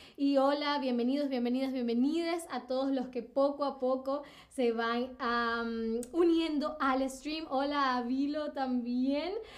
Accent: Venezuela; yo nací en Venezuela

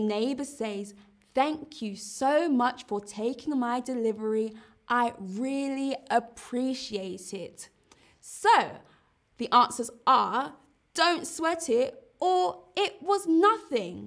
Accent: London, United Kingdom; London is my hometown

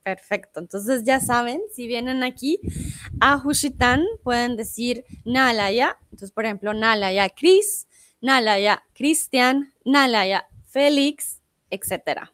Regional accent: Bogotá, Colombia; also born or lived in Mexico; now in Germany; yo soy de Bogotá, en Colombia

